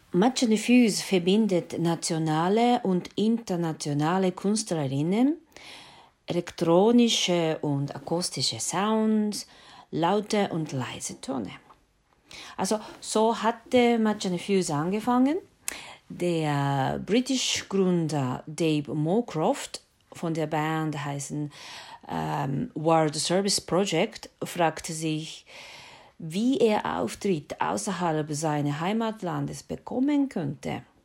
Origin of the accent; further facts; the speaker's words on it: Japan; accent: Japanese; German is a second language; moved away as an adult; now in Switzerland; ich bin in Japan geboren und äh, ja, das hört man ja mit meiner Stärke äh, japanische Akzent in äh, Schweizerhochdeutsch. Und nach äh, Europa gekommen für ein Studium